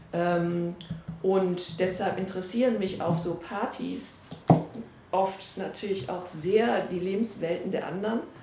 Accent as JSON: {"language": "German", "town": "Essen", "region": "North Rhine-Westphalia", "country": "Germany", "tie": "born or raised there", "said": "Ich bin in Essen geboren und aufgewachsen"}